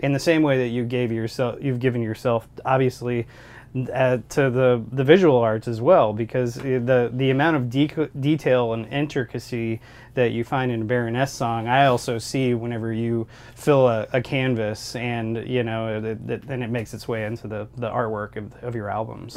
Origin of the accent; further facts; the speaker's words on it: Columbia, Missouri, United States; We're from Columbia